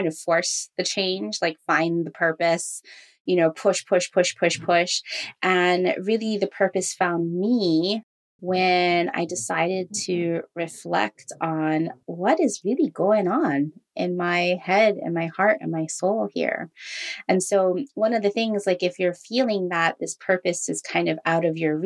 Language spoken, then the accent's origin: English; Hawaii, United States; I grew up in Hawaii as half Filipino, half Jewish.